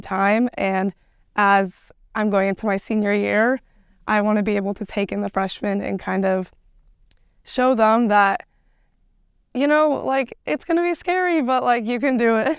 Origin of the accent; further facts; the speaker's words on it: Portland, Oregon, United States; I'm from Portland